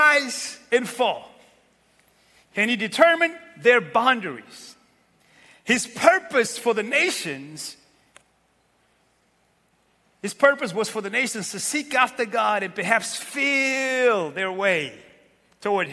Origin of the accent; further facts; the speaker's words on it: Santiago, Cape Verde; moved away; I was born in Cape Verde, west coast of Africa, in a little tiny island named Santiago